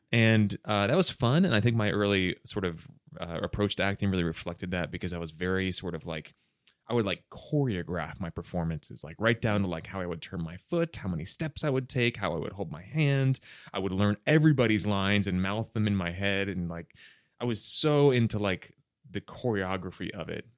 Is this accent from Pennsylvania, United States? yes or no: yes; Wayne, Pennsylvania, United States; moved away as an adult; also born or lived in Bryn Mawr, Pennsylvania; now in Los Angeles, United States; I grew up in a, in a small suburb, uh, of Philadelphia called Wayne